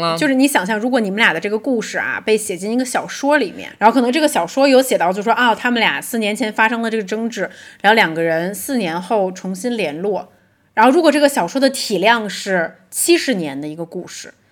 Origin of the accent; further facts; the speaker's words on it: Beijing, China; moved away; also born or lived in London; 我们是从小出生在北京，是跟水没有什么关系的一个地方